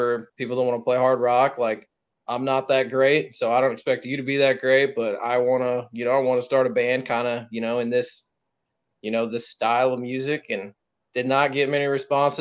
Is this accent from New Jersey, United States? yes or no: no; Perry, Missouri, United States; my hometown is Perry, Missouri. It's very small